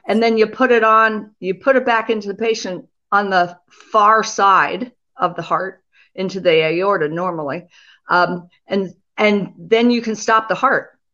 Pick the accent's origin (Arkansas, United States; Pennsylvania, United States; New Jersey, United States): Pennsylvania, United States; I grew up in Pennsylvania